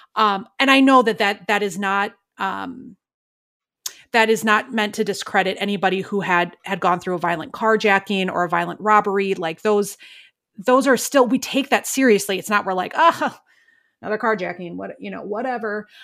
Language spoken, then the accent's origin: English; Milwaukee, Wisconsin, United States; now in Minneapolis, United States; I'm from Milwaukee